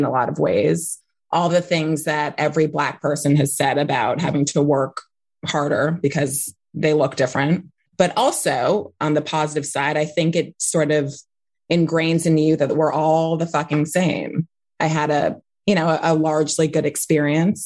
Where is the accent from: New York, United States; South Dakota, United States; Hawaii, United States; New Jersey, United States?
New York, United States; New York City; I grew up in Manhattan on the Upper West Side